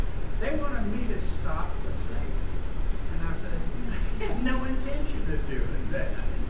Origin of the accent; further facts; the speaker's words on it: Selma, Alabama, United States; moved away; A lot of you don't know that I grew up in Selma, Alabama.